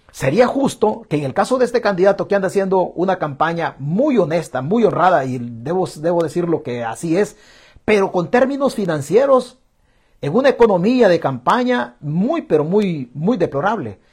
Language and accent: Spanish; El Salvador; moved away; somos de la casta de los acabados en El Salvador